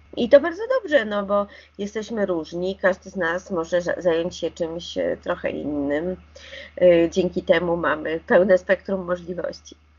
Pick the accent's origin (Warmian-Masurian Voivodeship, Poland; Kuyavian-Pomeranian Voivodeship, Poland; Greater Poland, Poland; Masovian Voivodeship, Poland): Masovian Voivodeship, Poland; Warsaw; Ja jestem warszawianką i mam wyższe wykształcenie